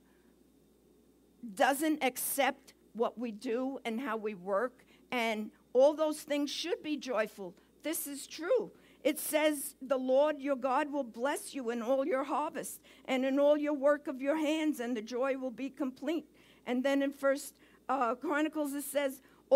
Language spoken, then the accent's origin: English; New York City, New York, United States; accent: Brooklyn; moved away; my accent, you're going to have a little Brooklyn in the house today